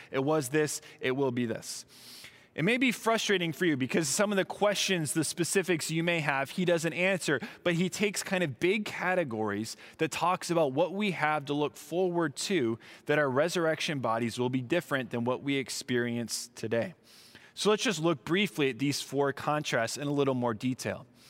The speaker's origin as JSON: {"language": "English", "region": "Southern California", "country": "United States", "also_born_or_lived": "Midwest", "moved": "yes", "said": "I was from Southern California"}